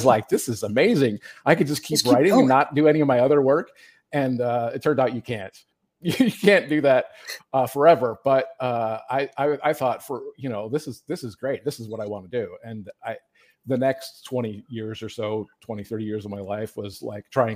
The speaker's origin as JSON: {"language": "English", "region": "Michigan", "country": "United States", "tie": "born or raised there", "also_born_or_lived": "Ripon, California", "moved": "as an adult", "said": "I grew up in Michigan and then I moved to the Central Valley"}